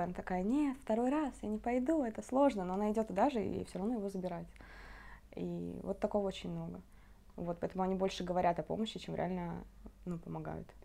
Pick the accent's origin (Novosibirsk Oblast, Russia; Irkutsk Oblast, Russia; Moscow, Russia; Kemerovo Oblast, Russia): Kemerovo Oblast, Russia; Kemerovo; moved away as an adult; now in Israel; я изначально из Сибири, из Кемерово